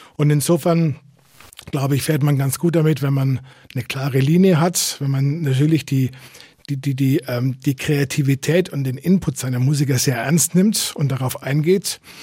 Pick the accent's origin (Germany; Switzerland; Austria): Germany; Fürth, Bavaria; also born or lived in Nuremberg; ich bin eigentlich in Nürnberg geboren, also rein gebürtig bin ich Nürnberger, aber ich bin gefühlter Fürther. Da bin ich aufgewachsen